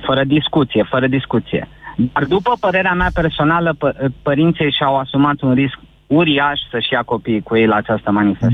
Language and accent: Romanian; Transylvania, Romania; sunt ardelean neauși